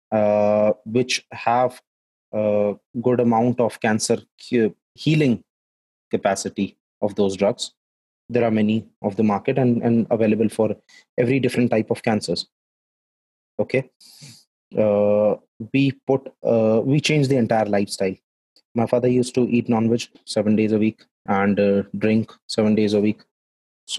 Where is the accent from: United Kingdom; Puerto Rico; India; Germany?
India; Jaipur, Rajasthan; I am from Jaipur